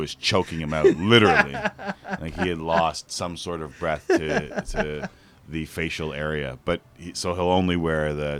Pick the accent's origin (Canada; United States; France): Canada; Toronto, Ontario; also born or lived in Ottawa; Right on Victoria Park. And I live in the area, the neighborhood that I grew up in.